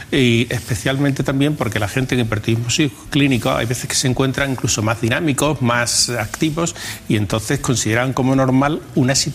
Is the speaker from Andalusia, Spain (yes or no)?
yes; Huelva, Andalusia, Spain; born there; also born or lived in Madrid / Extremadura; Yo nací en Huelva.